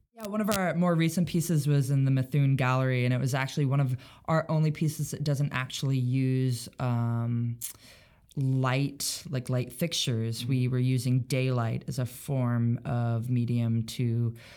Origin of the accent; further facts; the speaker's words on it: Roseburg, Oregon coast, United States; now in Seattle, United States; I grew up in Southern Oregon. I spent most of my childhood on the Oregon coast, and then most of my high school experience in uh, a town called Roseburg, Oregon